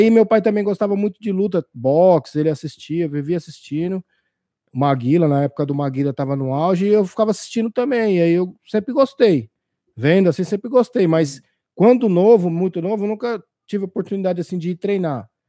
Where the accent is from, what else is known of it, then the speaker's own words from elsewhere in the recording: São Paulo, Brazil; born there; now in Osasco, Brazil; eu sou de São, eu sou paulista, né? Nasci na Zona Leste, São Mateus.